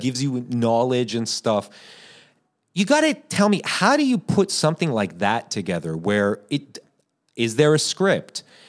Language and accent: English; United States; I was born here, Persian American